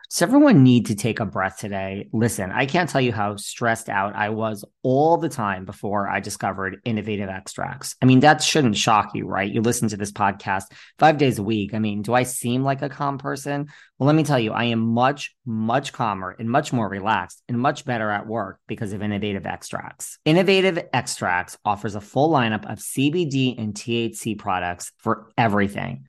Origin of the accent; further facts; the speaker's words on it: New York, United States; I'm a New Yorker